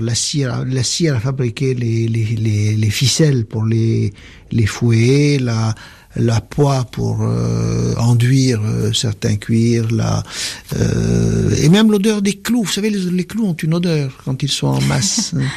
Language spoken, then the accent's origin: French; Tunis, Tunis Governorate, Tunisia; moved away; also born or lived in France; je suis tunisien de culture arabe, juif de confession, français de culture